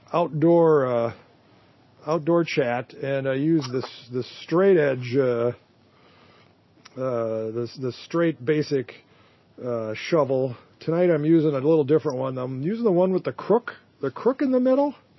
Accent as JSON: {"language": "English", "town": "Duluth", "region": "Minnesota", "country": "United States", "tie": "born or raised there"}